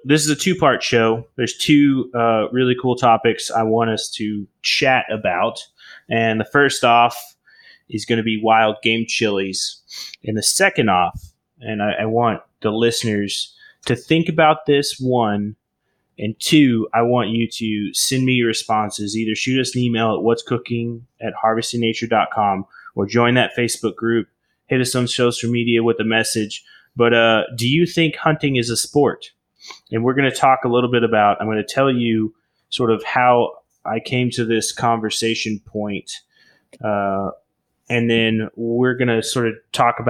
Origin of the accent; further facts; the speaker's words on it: Oklahoma, United States; I grew up in Oklahoma, little town.